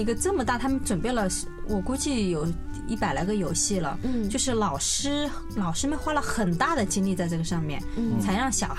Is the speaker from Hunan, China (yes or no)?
yes; Hunan, China; 我因为呃我是湖南人嘛